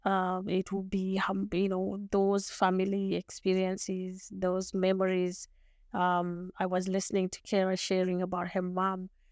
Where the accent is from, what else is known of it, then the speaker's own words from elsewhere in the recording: Zimbabwe; first language Shona; English is a second language; moved away as an adult; also born or lived in Montreal, Canada; now in Canada; I was born and raised in Zimbabwe